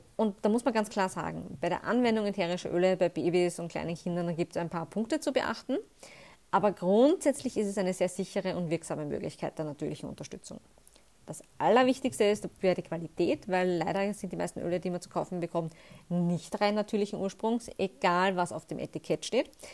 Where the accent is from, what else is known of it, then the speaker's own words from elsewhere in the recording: Austria; bei uns in Österreich